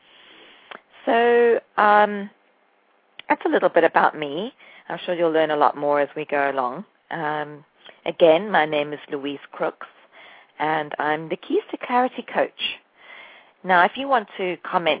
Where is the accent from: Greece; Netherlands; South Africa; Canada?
South Africa; moved away as an adult; also born or lived in England; now in New Jersey, United States; I am partly English and South African. I grew up in South Africa